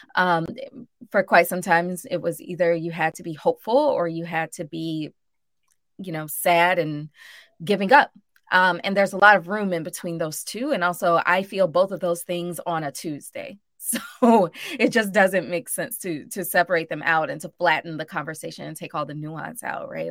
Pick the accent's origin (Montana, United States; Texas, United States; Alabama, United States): Alabama, United States; Birmingham; also born or lived in Mississippi; now in New Orleans, United States; I grew up in Birmingham and in Mississippi